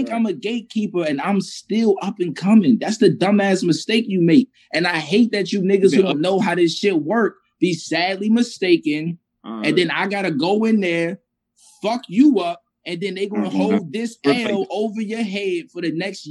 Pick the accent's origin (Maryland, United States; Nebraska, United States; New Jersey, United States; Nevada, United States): Maryland, United States; I'm from Maryland. I'm not from nowhere else